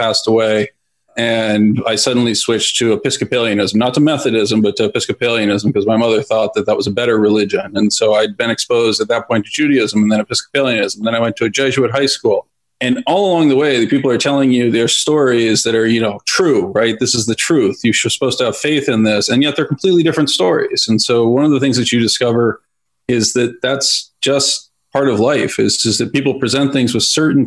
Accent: outside San Francisco, Northern California, United States; I grew up in Northern California on a small farm outside of San Francisco

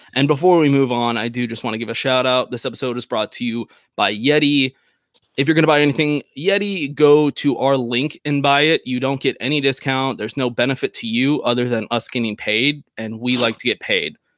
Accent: Texas, United States; as a Texan

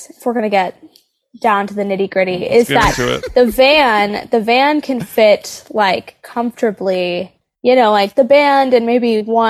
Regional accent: Nashville, Tennessee, United States; born or raised there

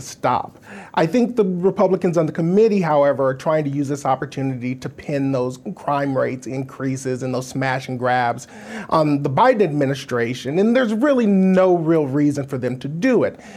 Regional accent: Wisconsin, United States; here in my home state of Wisconsin

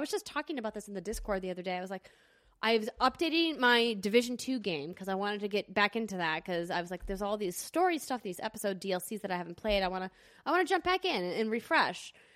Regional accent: Fargo, North Dakota, United States; now in Los Angeles, United States; Fargo, my hometown

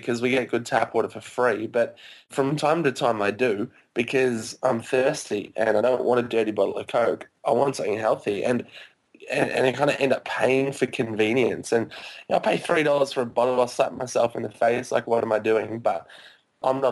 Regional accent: Australia; I grew up in Australia my whole life

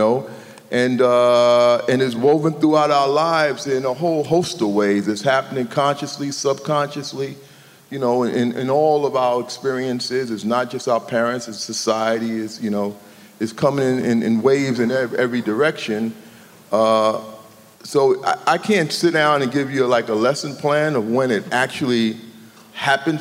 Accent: New York City, New York, United States; I grew up in New York City, between Harlem and the Bronx

